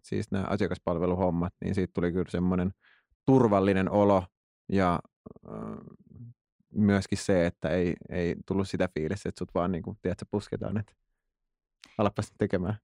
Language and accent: Finnish; Tuusula, Uusimaa, Finland; mä oon Tuusulasta